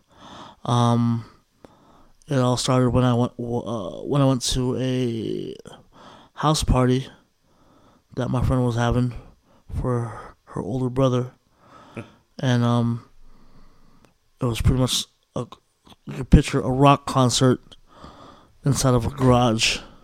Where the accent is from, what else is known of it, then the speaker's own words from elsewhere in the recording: California, United States; So, and that's what it is with all the in the Bay Area.